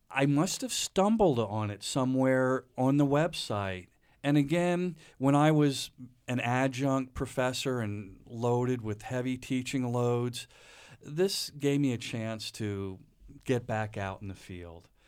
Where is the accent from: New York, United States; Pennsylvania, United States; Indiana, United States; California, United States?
Pennsylvania, United States; Reading; moved away; I grew up outside of Redding, Pennsylvania, which is about an hour, hour and a half northwest of Philadelphia, the so-called Pennsylvania Dutch country.